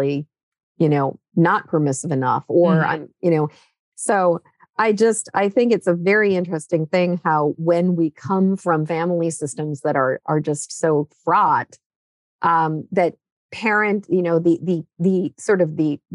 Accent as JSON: {"language": "English", "region": "New England", "country": "United States", "tie": "born or raised there", "said": "I grew up in New England"}